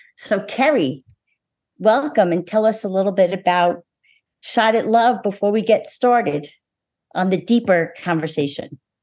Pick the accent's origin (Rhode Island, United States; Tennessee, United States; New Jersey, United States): New Jersey, United States; I'm from New Jersey